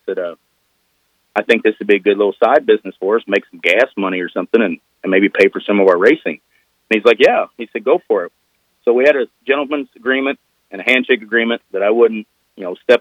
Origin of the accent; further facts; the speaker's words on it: Southeast Missouri, United States; I'm from Southeast Missouri